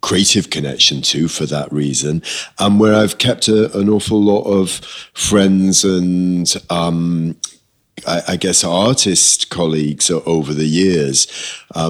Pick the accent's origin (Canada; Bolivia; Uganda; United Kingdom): United Kingdom; Liverpool, North West England; moved away as an adult; also born or lived in New York; now in Manchester, United Kingdom; I grew up in Liverpool, so actually, you can still hear it in there.